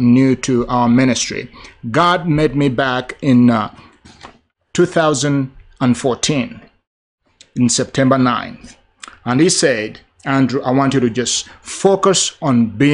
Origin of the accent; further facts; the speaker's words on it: Uganda; moved away; my home country of Uganda, where I'm from originally